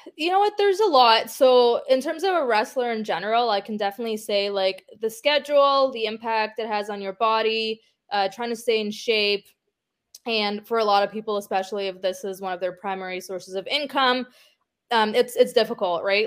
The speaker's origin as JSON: {"language": "English", "country": "Ukraine", "moved": "yes", "lives_now": "Toronto, Canada", "said": "I'm from Ukraine"}